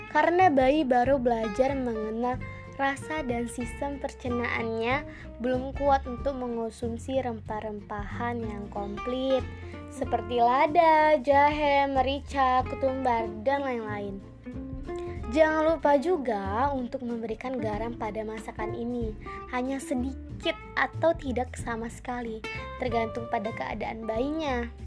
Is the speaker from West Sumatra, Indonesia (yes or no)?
yes; Padang, West Sumatra, Indonesia; Saya berasal dari kota Padang.